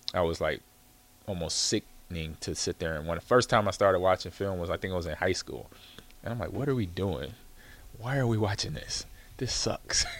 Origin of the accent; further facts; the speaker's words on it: California, United States; growing up in California